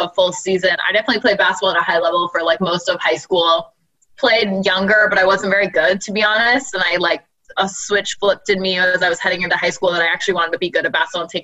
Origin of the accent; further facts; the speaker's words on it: Halifax, Nova Scotia, Canada; moved away as an adult; now in Toronto, Canada; I was born and raised in Halifax, Nova Scotia. I moved to Toronto like right when I graduated university